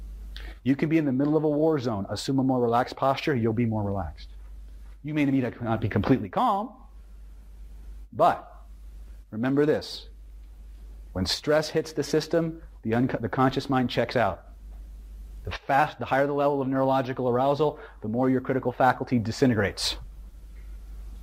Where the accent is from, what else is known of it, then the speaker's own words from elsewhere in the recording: California, United States; I'm from California